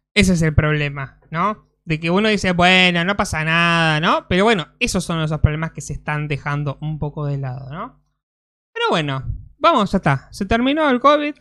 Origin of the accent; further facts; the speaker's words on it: Argentina; somos argentinos